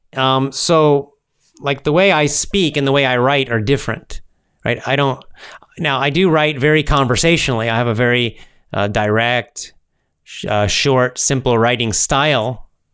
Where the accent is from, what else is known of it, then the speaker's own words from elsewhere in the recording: United States; first language English; as an American and a native speaker